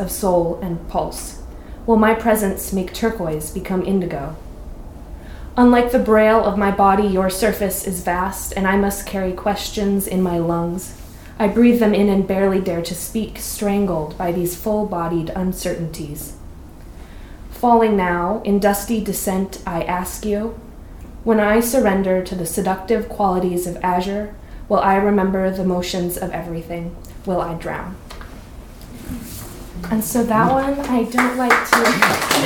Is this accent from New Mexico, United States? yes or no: yes; New Mexico, United States; now in Ashland, United States; Growing up in New Mexico